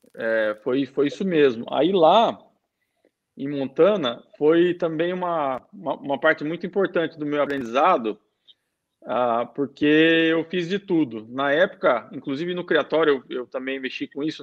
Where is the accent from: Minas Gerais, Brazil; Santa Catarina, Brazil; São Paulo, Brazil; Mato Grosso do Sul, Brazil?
São Paulo, Brazil; Sorocaba; moved away as an adult; now in United Arab Emirates; Eu sou de Sorocaba, sou nascido em Sorocaba